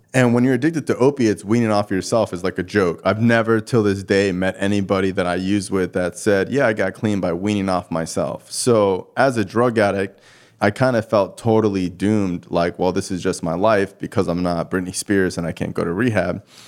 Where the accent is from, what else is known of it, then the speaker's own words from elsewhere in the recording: Cooper City, Florida, United States; also born or lived in Davie, Florida; I'm born and raised in Davie. You know, I grew up, like, in Cooper City, which is, like, right next to Davie, which is basically thirty minutes from Fort Lauderdale